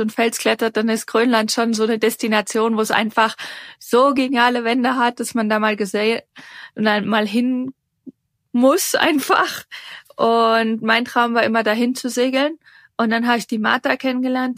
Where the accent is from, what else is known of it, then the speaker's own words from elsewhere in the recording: Darmstadt, Hesse, Germany; now in Switzerland; ich komme ursprünglich aus Darmstadt, ähm, lebe aber schon lange in der Schweiz